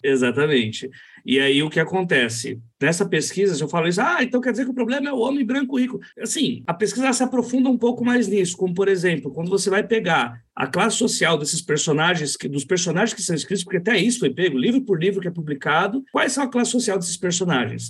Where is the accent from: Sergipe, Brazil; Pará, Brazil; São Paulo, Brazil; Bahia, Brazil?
São Paulo, Brazil; na minha quebrada